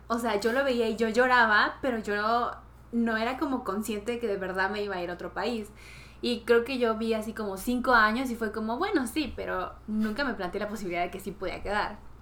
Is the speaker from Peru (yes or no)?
yes; Peru; now in South Korea; soy de Perú.